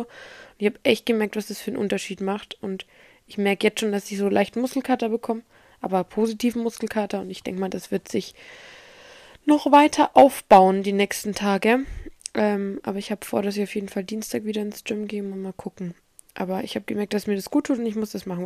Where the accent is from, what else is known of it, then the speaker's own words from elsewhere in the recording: Erlangen, Bavaria, Germany; bei uns in Erlangen